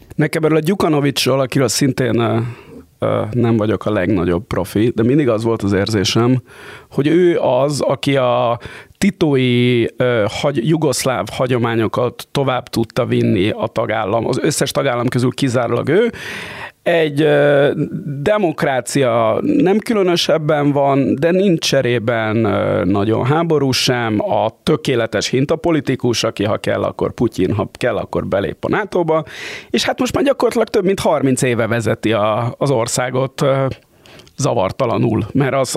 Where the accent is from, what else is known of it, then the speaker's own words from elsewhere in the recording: Budapest, Hungary; a budapestiként